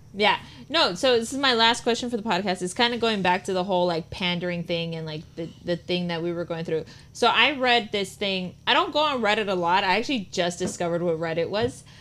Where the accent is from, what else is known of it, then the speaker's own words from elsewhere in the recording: Puebla, Mexico; English is a second language; now in United States; I grew up in Puebla